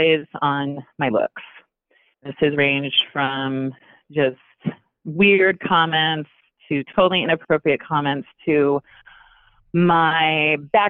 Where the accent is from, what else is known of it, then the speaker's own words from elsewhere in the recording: north central Arizona, United States; I'm from a small area in north central Arizona.